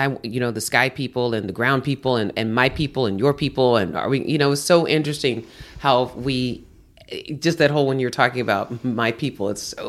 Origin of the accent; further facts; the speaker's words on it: Houston, Texas, United States; I grew up in Houston with hurricanes.